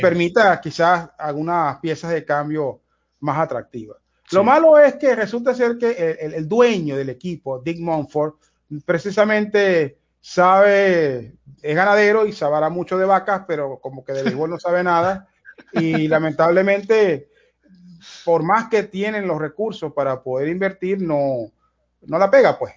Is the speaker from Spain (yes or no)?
no; Venezuela; en mi caso particular, como venezolano